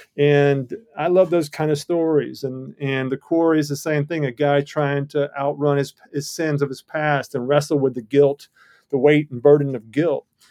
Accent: Georgia, United States; I come from Georgia

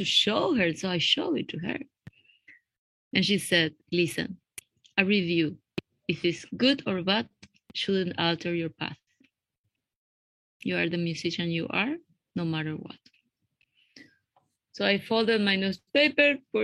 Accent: Paraguay; moved away; also born or lived in Uruguay; I come from Paraguay

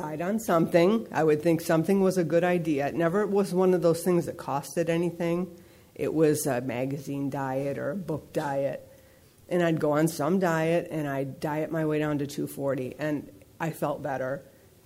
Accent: East Coast, United States; now in San Fernando Valley, United States; I grew up back east

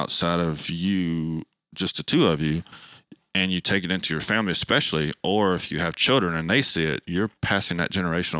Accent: Nashville, Tennessee, United States; Yeah, we definitely come from different cultures. I was born and raised here in Nashville

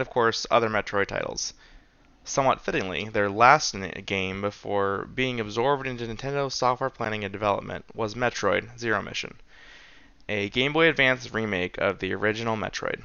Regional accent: United States; I'm a American white guy

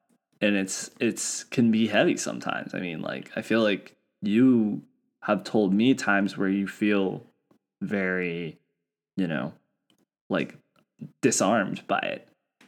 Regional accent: United States; as an American

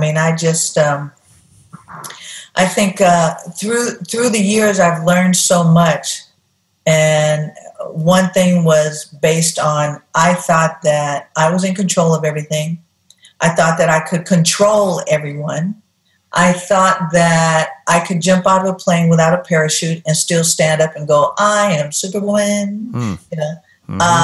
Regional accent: Oakland, California, United States; Growing up in Oakland, and where I lived, a couple of places where we lived in the community, the ghetto, we called it

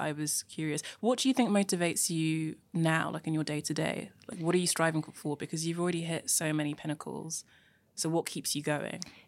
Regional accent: London, United Kingdom; also born or lived in Nigeria; I was born in Nigeria and moved to London when I was young.

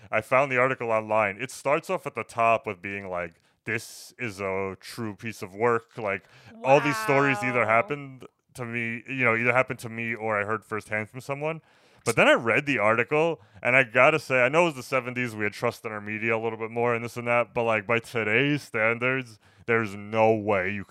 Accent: New York City, New York, United States; I just being a New Yorker, I love authentic New York movies

